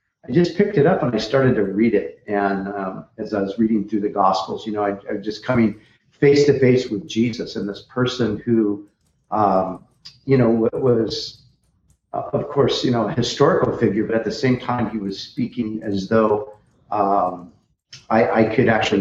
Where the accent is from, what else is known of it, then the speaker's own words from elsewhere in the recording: Orange County, Southern California, United States; I grew up in Southern California, Orange County, the whole, beach and surf scene